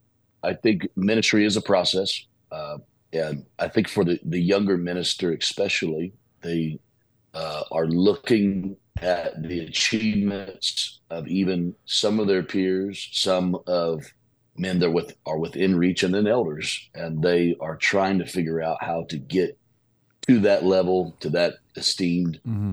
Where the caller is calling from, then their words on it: Silsbee, Texas, United States; I am joining from Silsbee, Texas today.